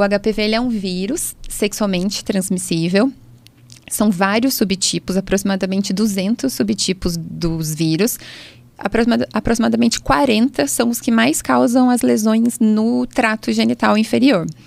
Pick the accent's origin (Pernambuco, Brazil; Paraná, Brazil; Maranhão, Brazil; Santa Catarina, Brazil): Maranhão, Brazil; São Luís; now in Taubaté, Brazil; eu sou de São Luís